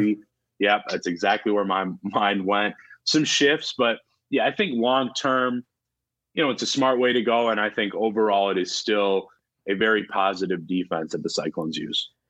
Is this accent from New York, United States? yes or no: no; Wisconsin, United States; my home state, you know, where, where I am now, Wisconsin.